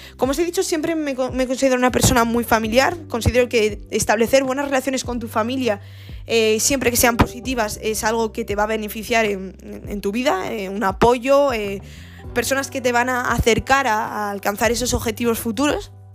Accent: Gijón, Asturias, Spain; moved away as an adult; now in Granada, Spain; yo eh, nací en, una ciudad al norte de, de España, en Asturias, se llama Gijón. Y eh, bueno, desarrollé en, Gijón toda mi vida

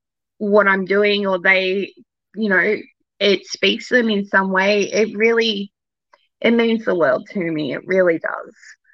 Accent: Australia; I am Australian, so I do swear more off air.

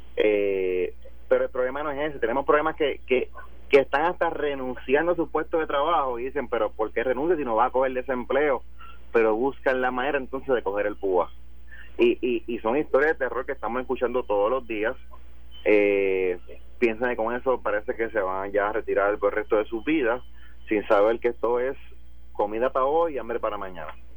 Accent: Puerto Rico; si nosotros como puertorriqueños

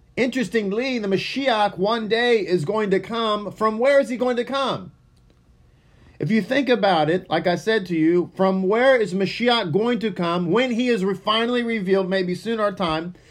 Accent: Texas, United States; first language English; I am from Texas, and English is my first language

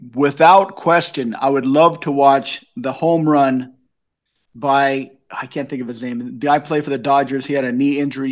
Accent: Long Beach, California, United States; moved away as an adult; also born or lived in Asia / Japan; now in Lincoln, Nebraska, United States; I was born in Long Beach in the sixties. I grew up during the seventies with all the inflation

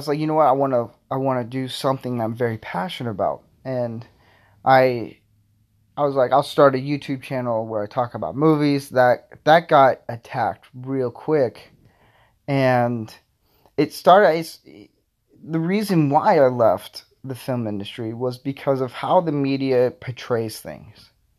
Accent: Florida, United States; now in Nebraska, United States; I'm originally from Florida, moved to Nebraska. So I would say I'm a southern boy.

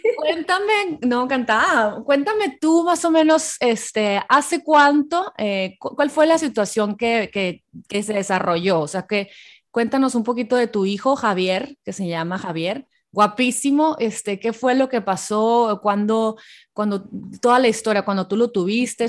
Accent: Hermosillo, Sonora, Mexico; ella es de Hermosillo, Sonora, de donde yo soy

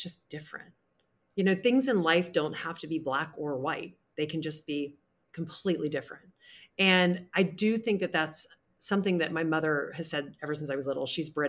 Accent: the South, United States; I grew up in the South. It's all about, you know, you catch more bees with honey.

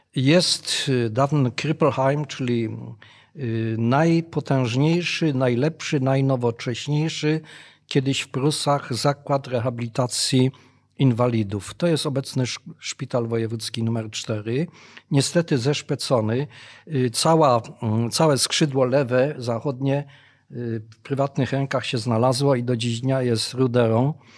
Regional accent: Bytom, Silesian Voivodeship, Poland; ja się urodziłem w Bytomiu w niemieckim Bytomiu, w Beuthen

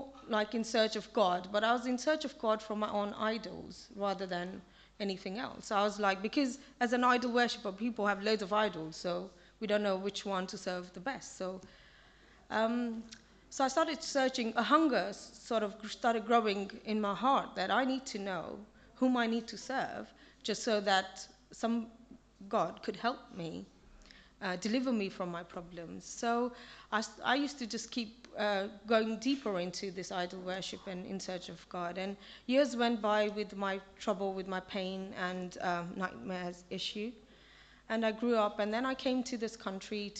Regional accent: Kenya; moved away; I was born in Kenya, and my family is still there.

